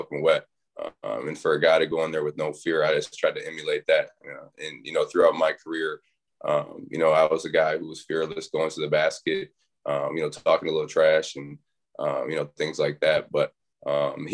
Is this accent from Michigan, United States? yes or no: yes; Bay City, Michigan, United States; now in Syracuse, United States; I'm from a little city in Michigan, Bay City, Michigan. So it's the Tri-Cities, Bay City, Saginaw, Flint, Midland. So grew up there